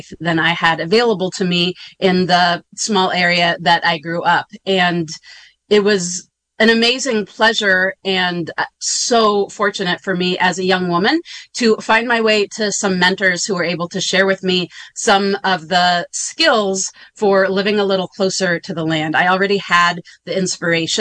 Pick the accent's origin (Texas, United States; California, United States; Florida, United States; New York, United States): California, United States; Grass Valley; I grew up in Northern California in Nevada County, South County, Grass Valley area.